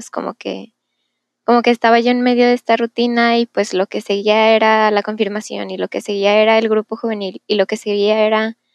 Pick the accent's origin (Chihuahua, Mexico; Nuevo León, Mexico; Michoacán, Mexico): Nuevo León, Mexico; Monterrey; tengo 21 años, vivo en Monterrey, nací en Monterrey.